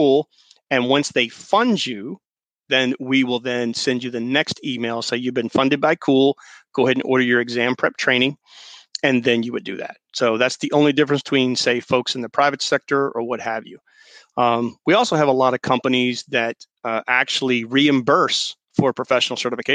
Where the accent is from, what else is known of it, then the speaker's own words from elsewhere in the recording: the South, United States; I was raised in the South